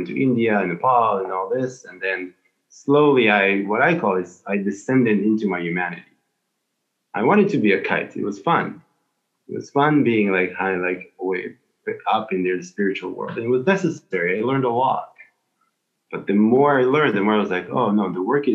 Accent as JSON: {"language": "English", "country": "Israel", "said": "I'm from Israel"}